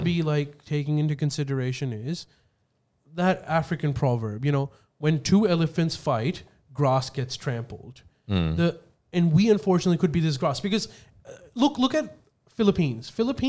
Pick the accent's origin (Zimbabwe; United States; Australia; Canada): Australia; I think we should look at it from what is the policy that is going to benefit us as an Australian.